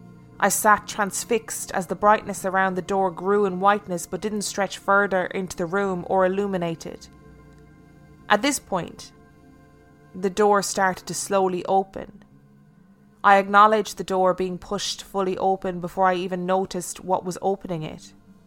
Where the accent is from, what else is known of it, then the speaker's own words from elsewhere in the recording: Carlisle, North West England, United Kingdom; now in London, United Kingdom; I live and work in London, but I'm as northern as they come. I was born and raised in Carlisle, Cumbria, a city at the top of the Lake District bordering Scotland.